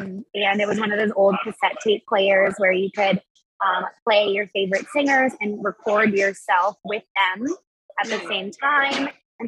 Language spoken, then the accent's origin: English; Miami, Florida, United States; born there; I grew up, I'm kind of from everywhere a little bit. That's kind of what I say now. I grew up, I was born in Miami, Florida